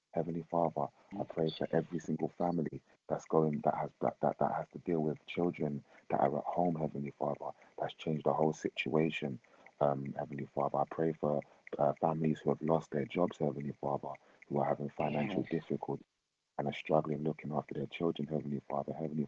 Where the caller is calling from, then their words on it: London, United Kingdom; I'm calling from London.